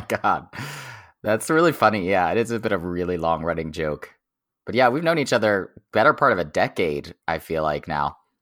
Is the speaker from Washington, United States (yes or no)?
no; Oklahoma, United States; moved away as an adult; I grew up in Oklahoma, like, thirty miles from the border of Texas.